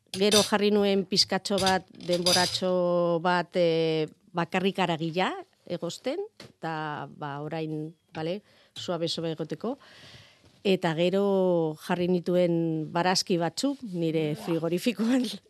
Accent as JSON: {"language": "Basque", "town": "Zaragoza", "region": "Aragon", "country": "Spain", "tie": "born or raised there", "also_born_or_lived": "Pamplona, Spain", "second_language": "Basque", "moved": "as an adult", "lives_now": "Aranguren, Spain"}